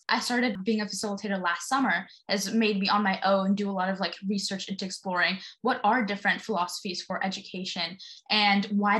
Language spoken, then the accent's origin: English; New York City, New York, United States; growing up in New York City